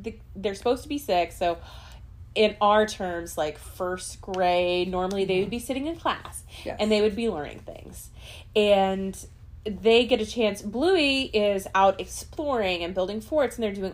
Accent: California, United States; now in Orange County, Florida, United States; I grew up in California.

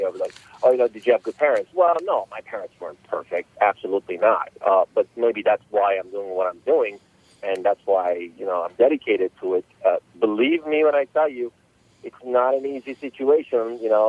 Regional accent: Los Angeles, California, United States; So I grew up in Los Angeles, California, since about 1983. My parents immigrated to the States back in the early 80s, and that's where I grew up.

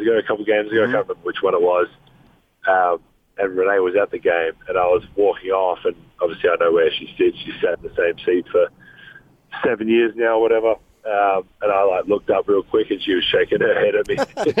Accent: Australia; accent: Australian

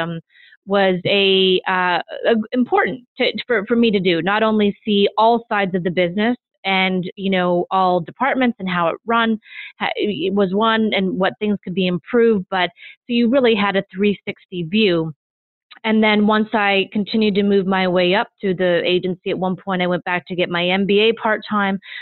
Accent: Midwest, United States; moved away; I grew up in the Midwest

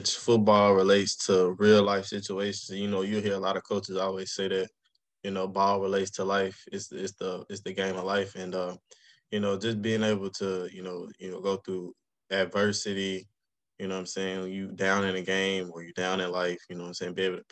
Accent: Monroe, Louisiana, United States; I'm from Monroe, Louisiana. Originally, I went to Carroll High School during my high school days.

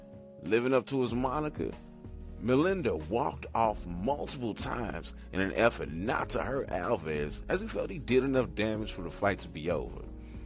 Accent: St. Louis, Missouri, United States; here in St. Louis, my hometown

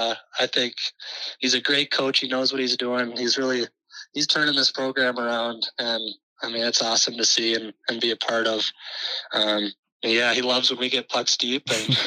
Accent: Edina, Minnesota, United States; I love growing up in Edina

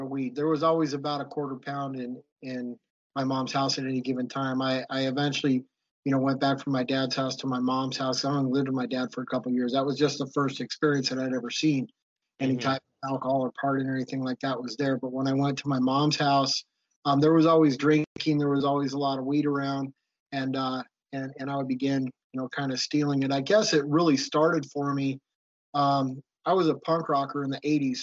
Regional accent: Anaheim, California, United States; also born or lived in Orange, California; I grew up in Anaheim Hills, which was kind of the pinnacle of Orange County.

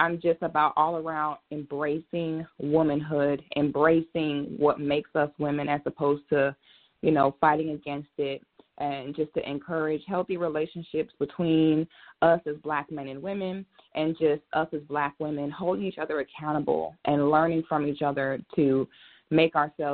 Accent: Orlando, Florida, United States; moved away as an adult; now in Atlanta, United States; I am a Florida girl. I'm from Orlando, Florida. I've been here in Atlanta for about the past year now

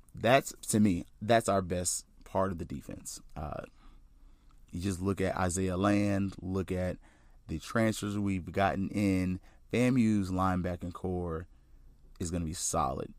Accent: Tallahassee, Florida, United States; now in Central Florida, United States; I'm from Florida, uh, native of North Florida

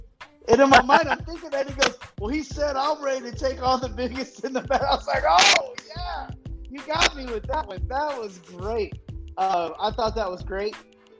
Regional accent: Texas, United States; And most people would think, because I was from Texas, that I was one of the Texas group's guys.

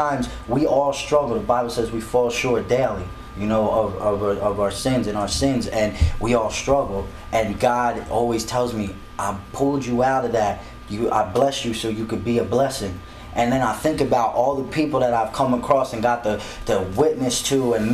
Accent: Philadelphia, Pennsylvania, United States; I'm actually from Philadelphia area

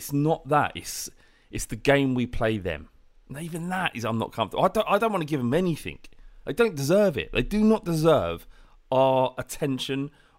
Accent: London, United Kingdom; growing up in North London

